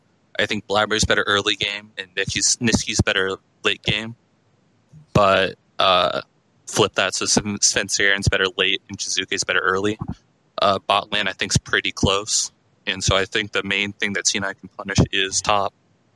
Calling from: Cincinnati, Ohio, United States; Cincinnati, Ohio.

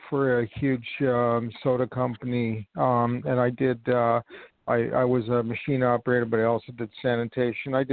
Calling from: New York, United States; I'm calling from New York

